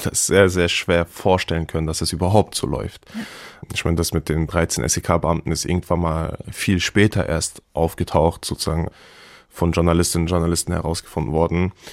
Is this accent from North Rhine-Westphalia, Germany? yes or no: no; Hanau, Hesse, Germany; Hanau Kesselstadt ist meine Heimat. Ich bin da geboren und aufgewachsen.